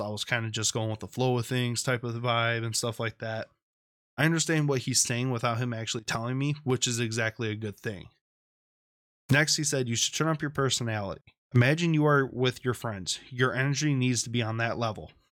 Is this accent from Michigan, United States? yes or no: yes; Michigan, United States; Flint, Michigan, right here in my home state.